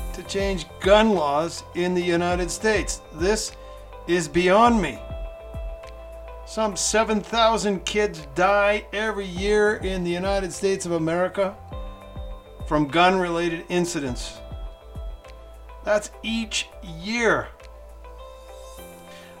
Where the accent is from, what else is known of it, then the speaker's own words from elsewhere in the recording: Canada; now in Mexico; I'm a Canadian living in Mexico